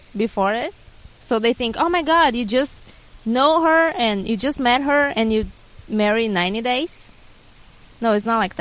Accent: Curitiba, Paraná, Brazil; moved away; I'm from Brazil, Curitiba

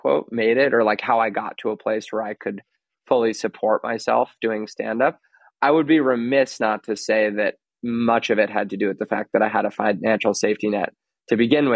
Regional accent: New York City, New York, United States; I grew up in Manhattan and that it was on the Upper East Side

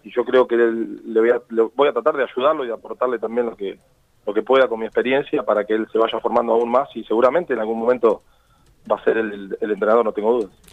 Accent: Argentina; somos tan exitistas los argentinos

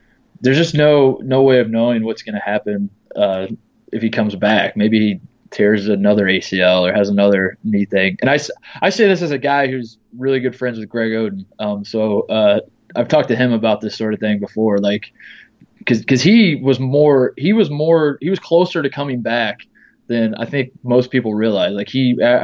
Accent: Indiana, United States; moved away; also born or lived in Ohio; I grew up in Indiana.

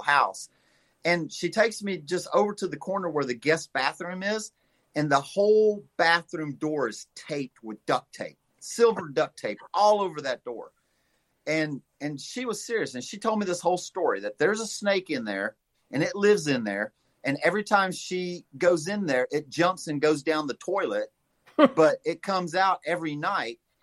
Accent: Louisiana, United States; now in St. Louis, United States; I was raised in the swamps of Louisiana

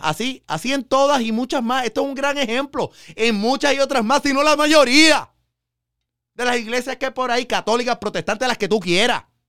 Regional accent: Puerto Rico; yo iba a ser el primer papa eh, católico puertorriqueño

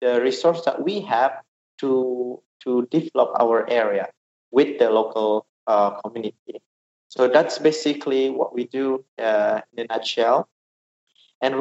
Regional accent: Jembrana Regency, Bali, Indonesia; I'm Balinese and I'm from west side of Bali, where we call it Jembrana Regency. It's very rural

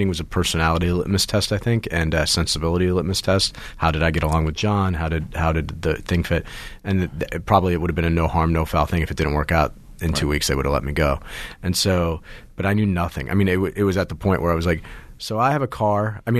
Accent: New Jersey, United States; also born or lived in Baltimore, United States / Pittsburgh, United States; I was born in Baltimore, grew up in Pittsburgh till about third grade, and then moved a couple of times and then settled for high school years and middle school years in New Jersey.

